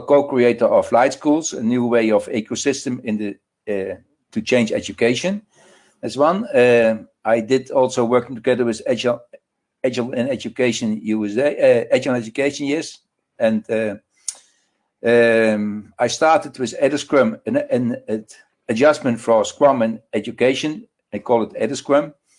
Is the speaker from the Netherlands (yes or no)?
yes; Netherlands; from the Netherlands